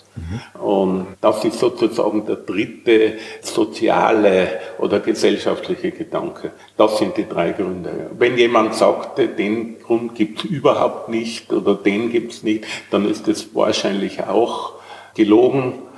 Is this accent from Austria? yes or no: yes; Tyrol, Austria; accent: Tyrolean; now in Vienna, Austria; wie Sie vielleicht hören, bin ich Tiroler und bin im Jahr 1968 nach Wien gekommen